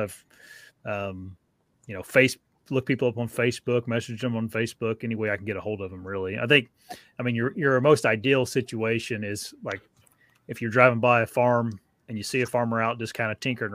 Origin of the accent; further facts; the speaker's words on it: Wabash, Indiana, United States; moved away; I grew up in Wabash